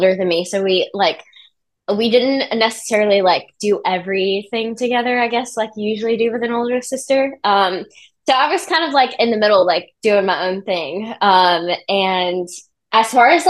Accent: Birmingham, Alabama, United States; moved away; also born or lived in Nashville; I grew up in Birmingham, Alabama

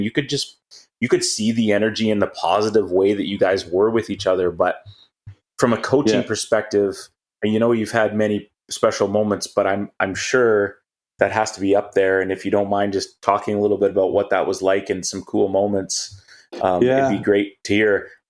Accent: Canada; Just my heart was, I'm so Canadian.

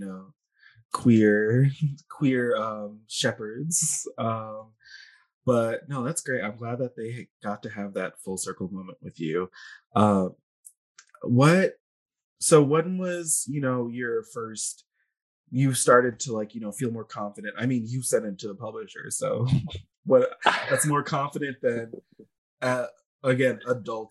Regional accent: Northeast, United States; now in Los Angeles, United States; I'm from the Northeast

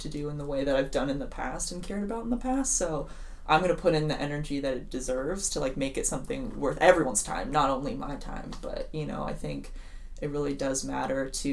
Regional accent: Seattle, Washington, United States; moved away as an adult; now in Twin Cities, United States; I am from Seattle, Washington, but came out to the Twin Cities to go to McAllister College

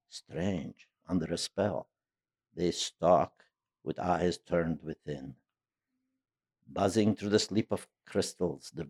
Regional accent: New York, United States; they kept their prejudices to themselves if they had any, because they know I was from New York.

